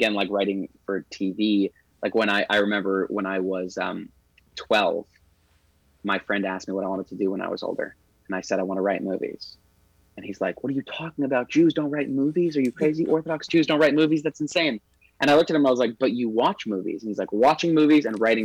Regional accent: New York City, New York, United States; now in Los Angeles, United States; growing up in Crown Heights, it would rain every suckus

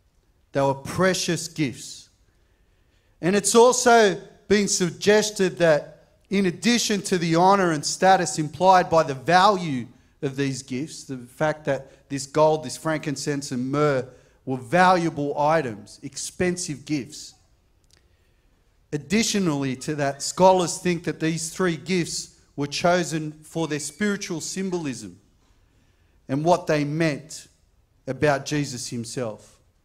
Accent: Camperdown, New South Wales, Australia; born there; I was born in King George V Hospital in Camperdown.

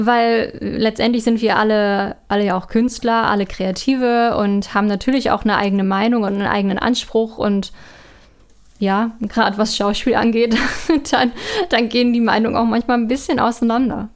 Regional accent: Northern Germany, Germany; moved away as an adult; now in Austria; ich komm ja aus Norddeutschland

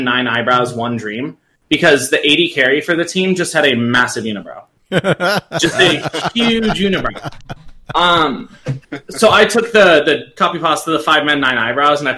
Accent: Arizona, United States; I'm from Arizona.

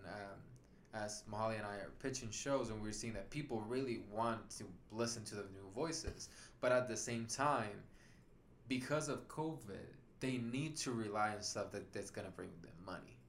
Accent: Puerto Rico; English is a second language; moved away as an adult; now in Atlanta, United States; I, was born in an island

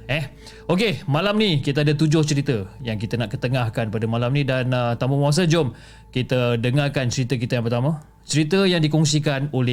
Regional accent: Port Klang, Selangor, Malaysia; dan saya berasal daripada Port Klang.

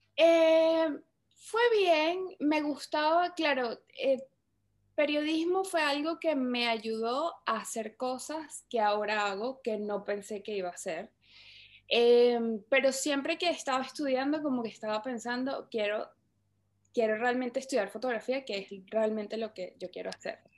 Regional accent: Caracas, Capital District, Venezuela; moved away; yo soy de Caracas, Venezuela. Eh, estu-, bueno, viví en Venezuela casi toda mi, toda mi infancia

